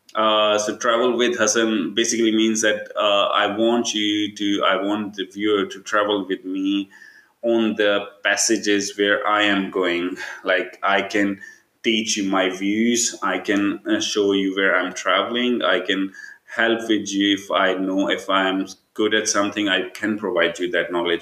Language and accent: English; Pakistan; moved away as an adult; also born or lived in Tampere, Finland; now in Kuopio, Finland; I'm like brown from Pakistan